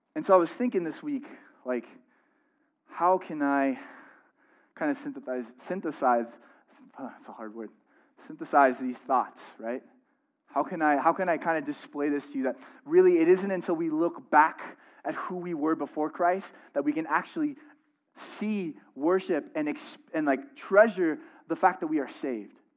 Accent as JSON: {"language": "English", "town": "San Diego", "region": "California", "country": "United States", "moved": "yes", "said": "I'm from San Diego"}